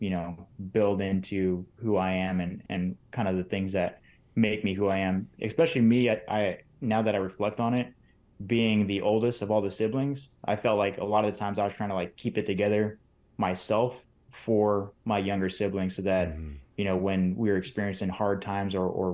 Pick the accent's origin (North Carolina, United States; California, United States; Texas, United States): California, United States; Northern; also born or lived in Bay Area, California / San Diego, California; born out in the Bay Area, moved into the Valley just about an hour east of the Bay Area, raised in Northern California